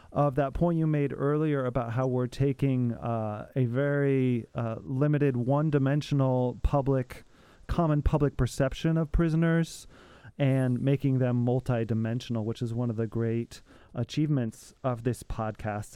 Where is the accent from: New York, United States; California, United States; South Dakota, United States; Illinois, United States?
Illinois, United States; Freeport; now in Madison, United States; I came up from Freeport, Illinois